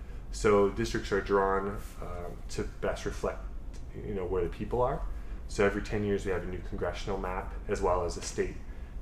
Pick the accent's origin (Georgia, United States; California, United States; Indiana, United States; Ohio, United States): Ohio, United States; Centerville; now in Dayton, United States; I'm a Centerville native. I graduated from Centerville High School in 2007, and now I'm a Dayton resident living in downtown Dayton, and I'm 32 years old.